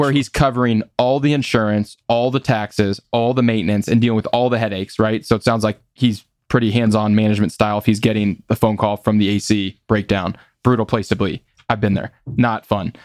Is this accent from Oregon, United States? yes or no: no; Des Moines, Iowa, United States; growing up in Des Moines